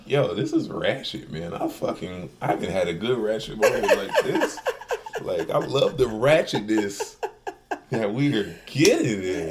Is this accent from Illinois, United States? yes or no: yes; Chicago, Illinois, United States; accent: Chicago; growing up in Chicago